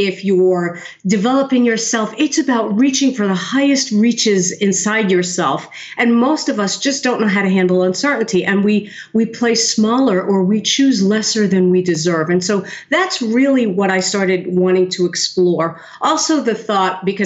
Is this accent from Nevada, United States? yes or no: no; New York City, New York, United States; born or raised there